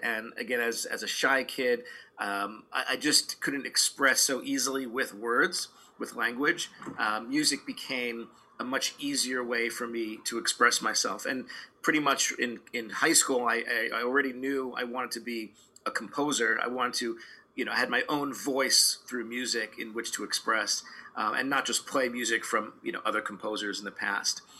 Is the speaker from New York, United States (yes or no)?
yes; New York City, New York, United States; now in Los Angeles, United States; grew up in a Orthodox Jewish uh, neighborhood and community in Brooklyn, New York